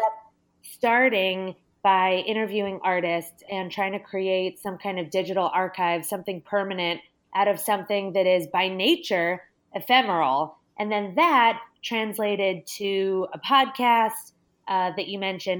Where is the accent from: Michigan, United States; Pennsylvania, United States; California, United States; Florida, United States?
California, United States; Los Angeles; I'm from Los Angeles and there are a ton of really incredible museums here